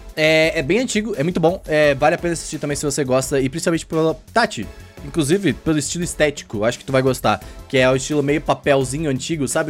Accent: Rio Grande do Sul, Brazil; moved away; lá no Rio Grande do Sul, principalmente da minha terrinha lá

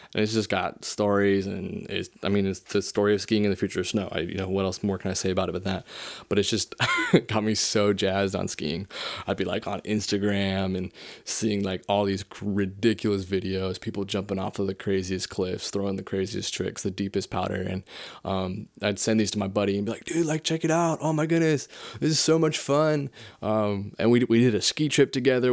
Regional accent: South Lake Tahoe, California, United States; I'm from South Lake Tahoe, California. And, uh, I grew up there since I was in second grade

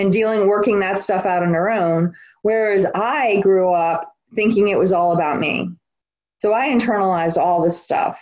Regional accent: New Orleans, Louisiana, United States; I'm from New Orleans. I grew up in New Orleans, Louisiana

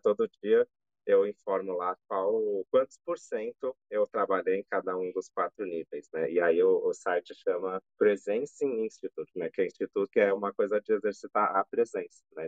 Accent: São Paulo, Brazil; now in Campinas, Brazil; Sou de São Paulo, assim como André, mas estou em Campinas, que é um lugar que eu adotei aí para viver

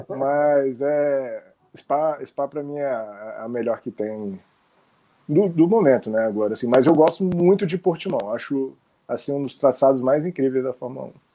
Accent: Brasília, Federal District, Brazil; now in Rio de Janeiro, Brazil; Eu moro eu tô, moro no Rio, mas há algum tempo eu sou de Brasília

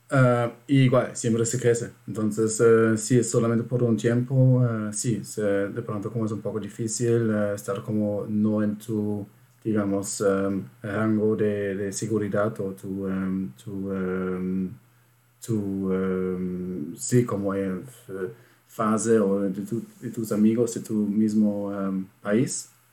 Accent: Germany; Spanish is a second language; yo, siendo alemán

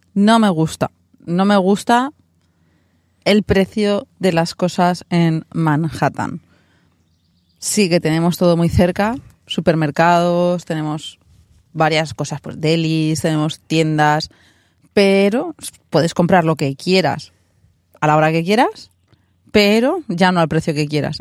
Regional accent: Alicante, Valencian Community, Spain; moved away as an adult; now in New York, United States; Nosotros somos de Alicante

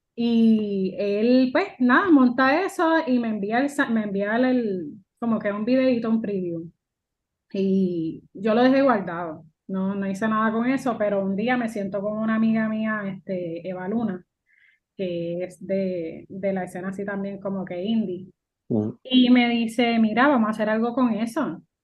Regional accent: Puerto Rico; yo soy una boricua que mezcla lo mío con el jazz

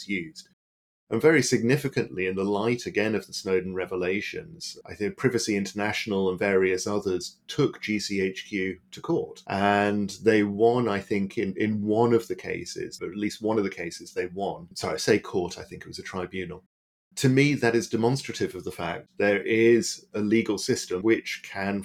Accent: Berlin, Germany; moved away; I grew up in West Berlin during the Cold War.

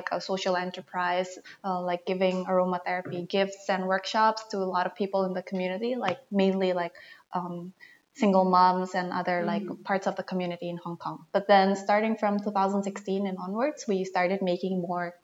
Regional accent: Jakarta, Indonesia; I'm from Jakarta

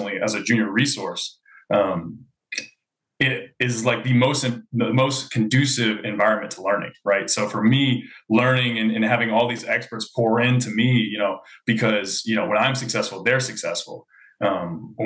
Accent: Louisville, Kentucky, United States; I'm from Louisville, Kentucky

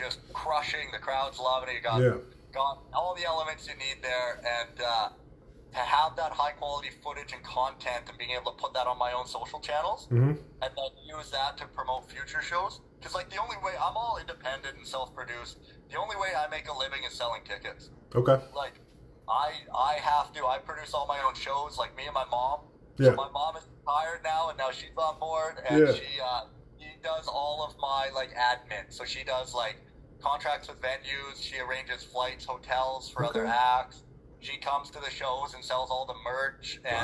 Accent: Prince George, British Columbia, Canada; that's in Prince George. It's in my hometown.

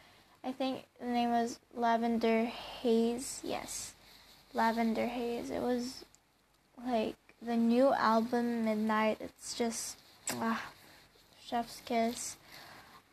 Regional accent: Baguio, Cordillera Administrative Region, Philippines; I was born in Philippines, Baguio City

